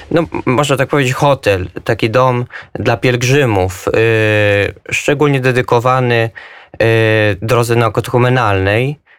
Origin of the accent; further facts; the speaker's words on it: Pruszków, Masovian Voivodeship, Poland; also born or lived in Israel; jestem z Pruszkowa pod Warszawą, mam 24 lata.